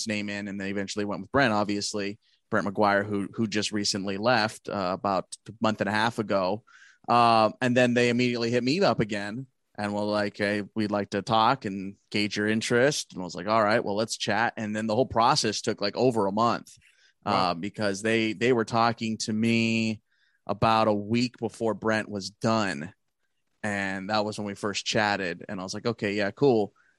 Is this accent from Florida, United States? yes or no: no; La Habra, California, United States; also born or lived in Anaheim, California; where I'm from, La Habra, California